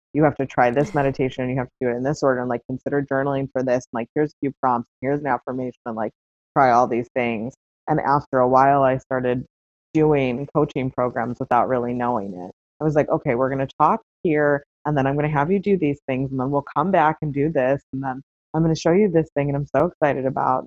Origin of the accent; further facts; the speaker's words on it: south suburb of Chicago, Illinois, United States; I ended up moving back to um, a similar area to my hometown. I moved to the city of Chicago instead of a south suburb